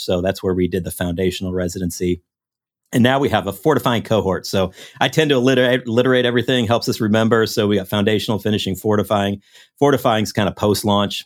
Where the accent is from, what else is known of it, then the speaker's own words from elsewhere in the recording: Iowa, United States; now in Houston, United States; I grew up in Iowa, uh, grew up in the Midwest